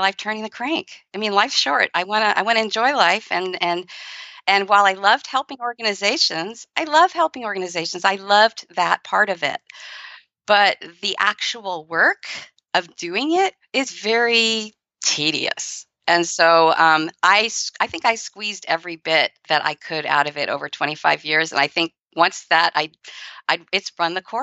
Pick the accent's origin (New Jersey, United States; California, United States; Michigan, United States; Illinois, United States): California, United States; San Francisco; I grew up in San Francisco